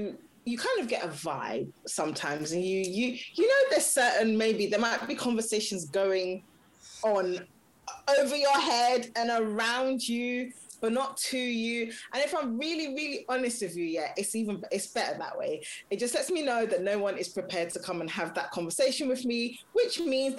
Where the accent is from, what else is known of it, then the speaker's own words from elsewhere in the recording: Nigeria; You know, again, like in our instance, I'm Nigerian, my husband's from Ghana, and we had it all planned out.